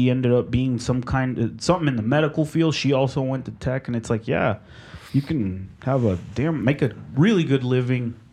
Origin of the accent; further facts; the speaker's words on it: Mexico; born there; in my culture, I I was born in Mexico.